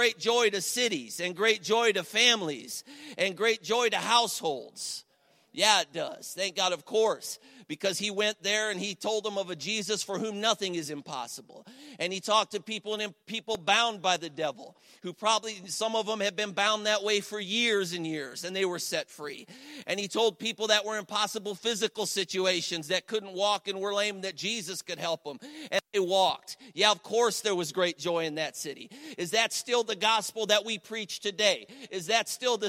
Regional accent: Cleveland, Ohio, United States; now in Ashtabula, United States

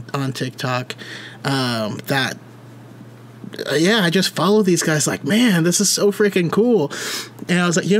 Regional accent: Roseville, California, United States; I grew up in Roseville. Super small town

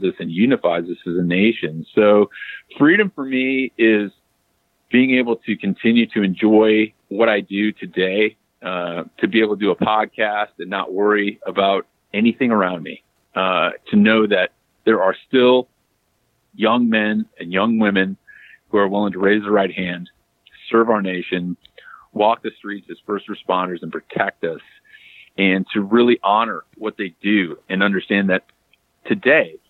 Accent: United States; I am unapologetically American

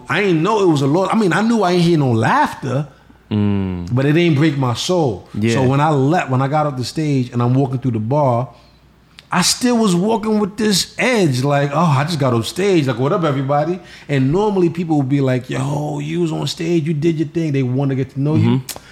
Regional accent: New York, United States; moved away as an adult; also born or lived in Los Angeles; now in Florida, United States; I still rep New York because it's in my blood. I left so late.

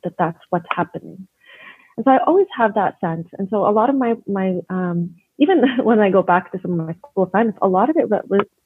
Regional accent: Edmonton, Alberta, Canada; I was born and raised here in Edmonton. And obviously, as a Palestinian

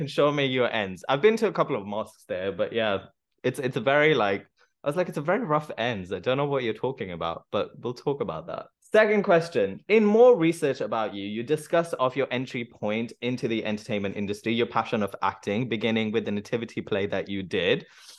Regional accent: United Kingdom; born there; Being a British-born Bengali origin, it was wonderful to write about the story that is close to my personal experience and heart.

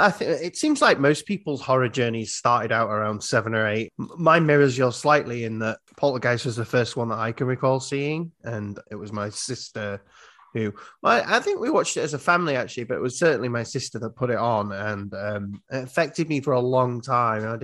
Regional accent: Iowa, United States; I'm from Iowa. If you look at America, we're like right in the middle.

